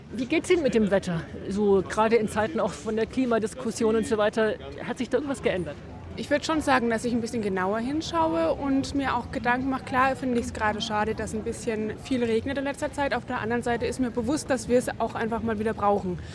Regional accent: Würzburg district, Bavaria, Germany; aus dem Landkreis Würzburg

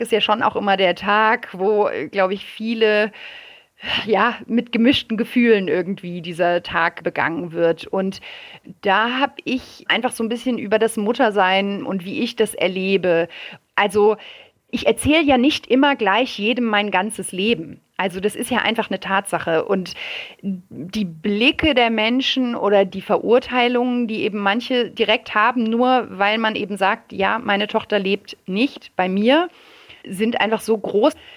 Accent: France; now in Germany; ich bin in Frankreich aufgewachsen

